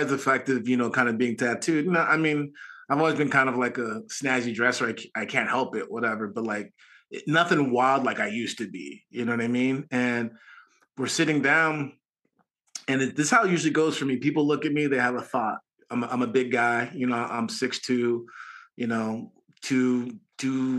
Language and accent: English; Garden Grove, California, United States; I'm from Garden Grove